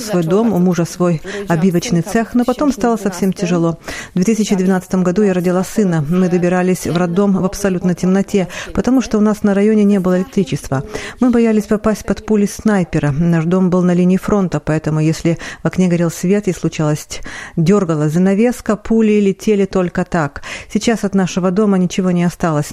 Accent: Ukraine; moved away as an adult; now in Poland; Я украинка

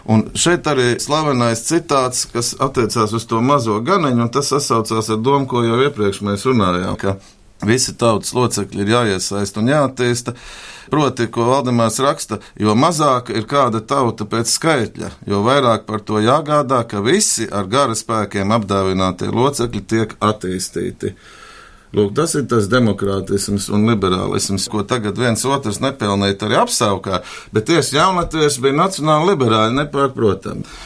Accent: Kurzeme, Latvia; Būdams kurzemnieks

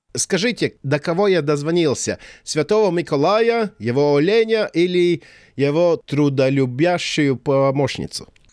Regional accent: Latvia; у нас в Латвии это Земсвятку vecītis. Ну, я родился в Советском Союзе

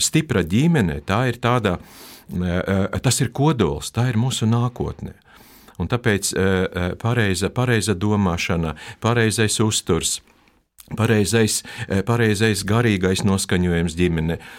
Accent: Latgale, Latvia; first language Russian; Latvian is a second language; palikām Latgalē. Un pēc tam mēs asimilējamies. Pasē ir rakstīts, ka es esmu Krievs, bet es esmu Latvijas

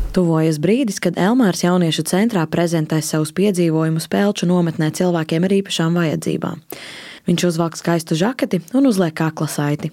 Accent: Skrunda, Kurzeme, Latvia; pati esmu no Skrundas

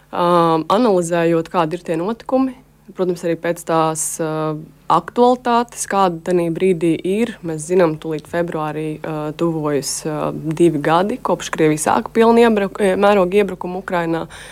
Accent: Latvia; es esmu žurnālists no Latvijas

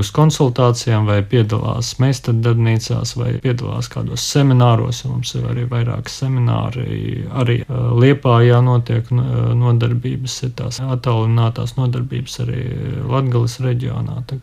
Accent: Jēkabpils, Latvia; es pats arī no Jēkabils biju

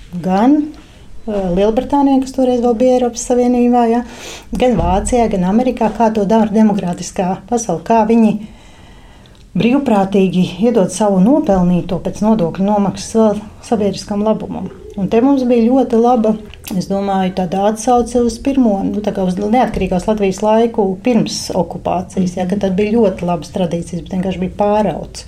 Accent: Latvia

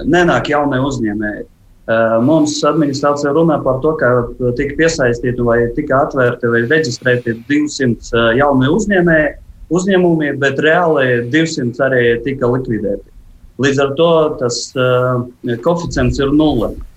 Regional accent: Jelgava, Jelgava Municipality, Latvia; Runājot par manu dzimto pilsētu, kā Jālgava

